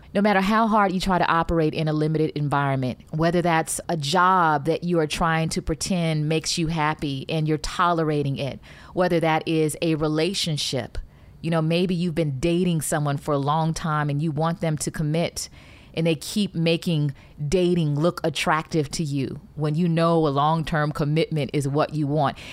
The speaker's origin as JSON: {"language": "English", "town": "Detroit", "region": "Michigan", "country": "United States", "tie": "born or raised there", "said": "when I was growing up in Detroit"}